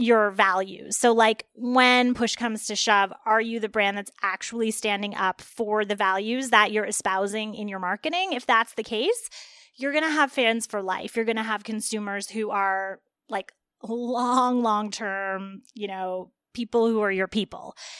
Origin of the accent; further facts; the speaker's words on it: Toronto, Ontario, Canada; moved away as an adult; now in Los Angeles, United States; I'm from Toronto originally.